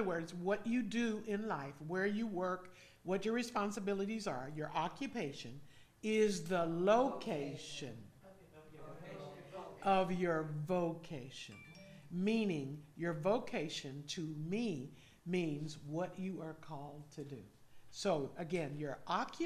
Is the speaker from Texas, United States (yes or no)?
no; California, United States; moved away as an adult; now in Georgia, United States; we grew up in California